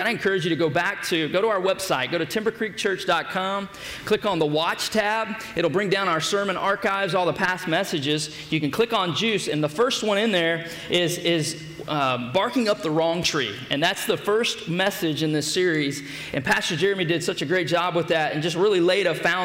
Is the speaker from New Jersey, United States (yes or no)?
no; Beaumont, Texas, United States; I grew up in Beaumont, Texas